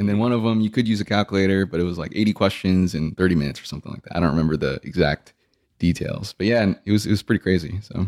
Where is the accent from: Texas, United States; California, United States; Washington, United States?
Texas, United States; South; I grew up in, in South Texas